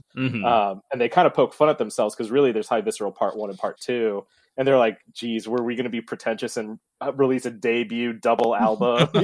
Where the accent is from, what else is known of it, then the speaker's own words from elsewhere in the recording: Southern California, United States; I grew up in Southern California